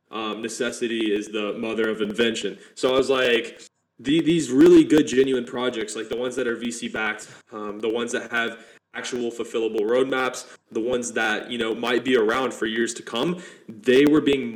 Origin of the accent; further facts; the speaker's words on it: Alabama, United States; I'm from Alabama, United States.